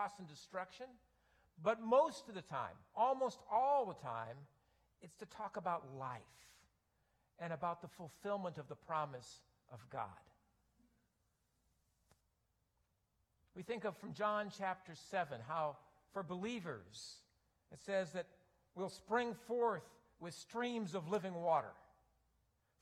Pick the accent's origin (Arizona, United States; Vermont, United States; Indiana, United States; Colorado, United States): Arizona, United States; Phoenix; I grew up in Phoenix